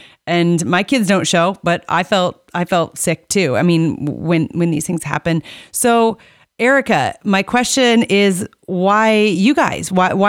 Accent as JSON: {"language": "English", "region": "Iowa", "country": "United States", "said": "I mean, I'm from Iowa, the Iowa State Fair. I've been to it. I'm 40. I turned 40 this year."}